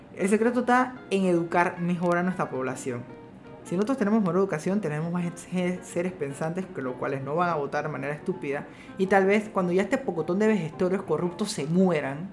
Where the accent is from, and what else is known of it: Panama